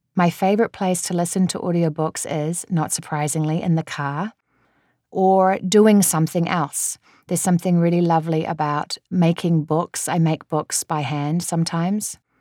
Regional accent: New Zealand; moved away; I'm a New Zealander

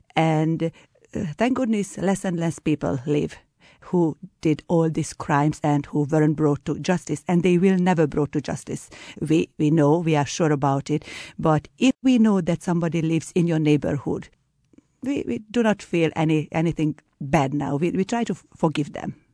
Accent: Hungary; I am from Hungary

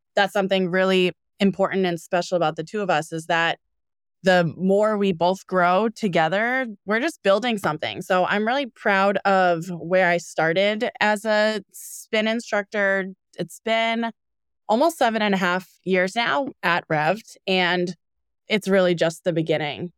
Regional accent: Needham, Massachusetts, United States; also born or lived in California; now in Boston, United States; We're from Needham, Massachusetts

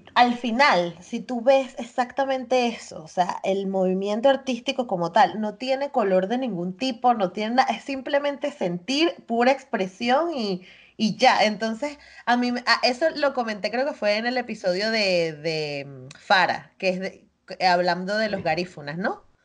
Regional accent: Chirimena, Miranda, Venezuela; moved away as an adult; yo crecí en Chirimena toda mi vida

